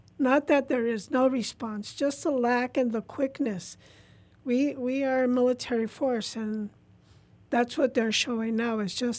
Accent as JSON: {"language": "English", "region": "California", "country": "United States", "tie": "born or raised there", "also_born_or_lived": "Puerto Rico", "said": "I'm from Puerto Rico, born in Puerto Rico. I'm an Army brat, so I was raised here in California. So I consider myself a Cali Rican."}